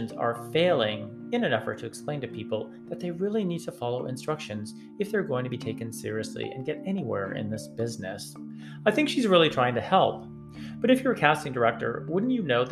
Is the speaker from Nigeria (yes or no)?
no; Northeast, United States; now in Atlanta, United States; I'm from the Northeast